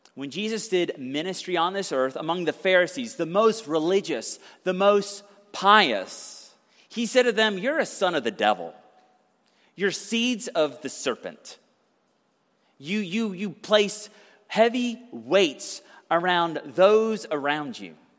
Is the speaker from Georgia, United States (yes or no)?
yes; Conyers, Georgia, United States; I grew up in Conyers, Georgia.